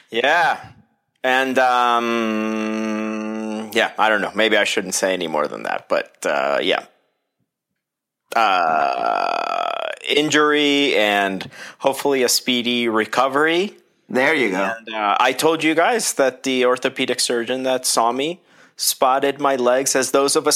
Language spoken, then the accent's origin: English; Colombia; "…, uh, where are you from?" And I was like, "From Colombia."